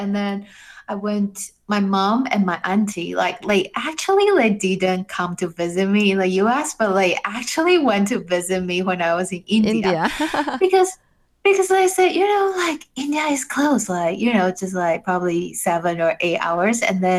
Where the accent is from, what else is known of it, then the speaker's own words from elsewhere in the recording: Taiwan; like I'm from Taiwan, you know, and then I would love like people to know this beautiful country, like where I'm from